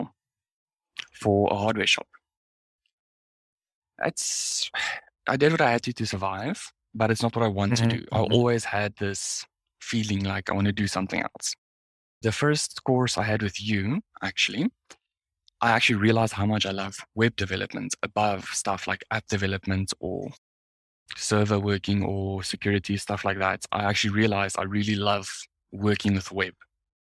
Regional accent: Pretoria, Gauteng, South Africa; I was born and raised here in Pretoria

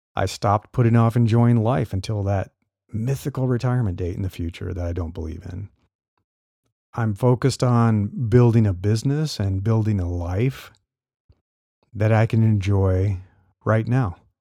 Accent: Nebraska, United States; I grew up in Nebraska

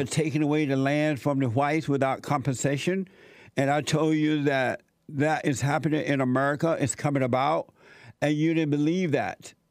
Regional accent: Alabama, United States; was growing up in Alabama

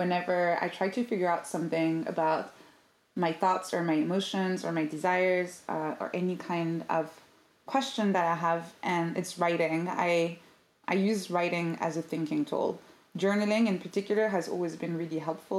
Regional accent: Paris, Île-de-France, France; now in London, United Kingdom; I'm originally from Paris

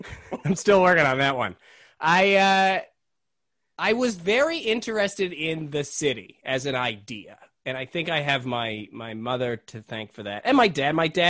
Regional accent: Montreal, Quebec, Canada; born there; moved away; I was born in Montreal. So my parents lived, they met and lived in Montreal first. Then they moved out west.

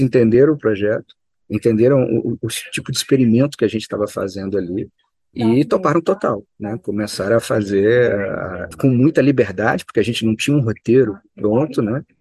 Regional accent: Juiz de Fora, Minas Gerais, Brazil; moved away as an adult; now in Belo Horizonte, Brazil; Eu sou mineiro de Juiz de Fora, que é uma cidade mineira, mas mais próxima do Rio de Janeiro do que de Belo Horizonte.

